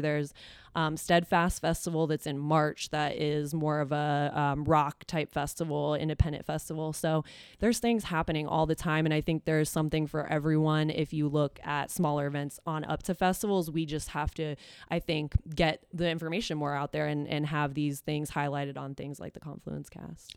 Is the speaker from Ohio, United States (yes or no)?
yes; Columbus, Ohio, United States; born or raised there; also born or lived in Dublin, Ohio